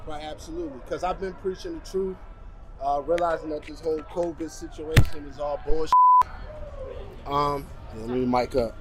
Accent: United States; now in Canada; I'm an American citizen. I actually been stuck here in Canada since this whole situation has transpired

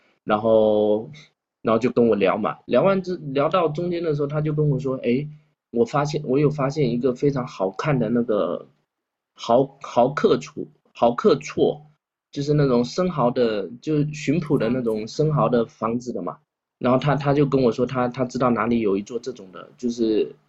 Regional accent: Xiamen, Fujian, China; now in Quanzhou, China; 为什么我要从厦门过来做一件也不赚钱的事情

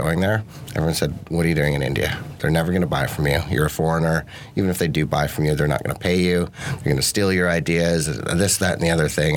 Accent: Canada; Growing up on the west coast of Canada amongst a bunch of tree huggers and hippies

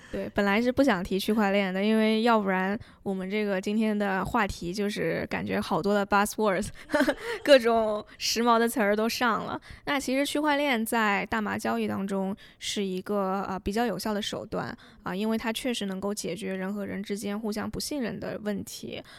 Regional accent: China; now in United States; 我们作为中国人牢记这段历史

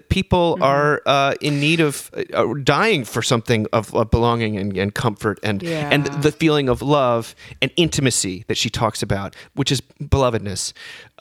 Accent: the Northeast outside of New York, United States; I grew up in the Northeast outside of New York, and we had big snowy winters

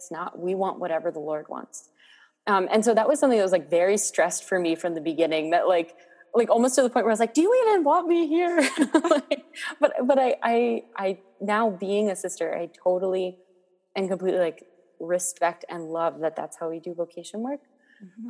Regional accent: Maryland, United States; moved away as an adult; now in Boston, United States; I grew up in Maryland, about an hour north

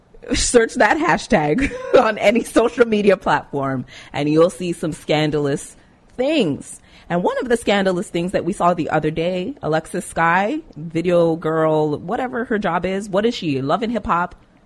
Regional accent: Jamaica; No, dancehall people. I'm Jamaican.

